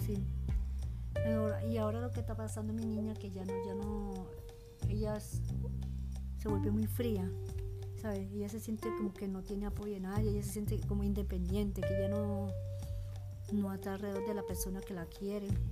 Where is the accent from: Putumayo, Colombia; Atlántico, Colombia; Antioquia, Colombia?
Atlántico, Colombia; Barranquilla; also born or lived in Guatemala; now in Medellín, Colombia; yo nací en Barranquilla, estudié, pero nunca terminé bachillerato, porque bachillerato lo terminé aquí en Medellín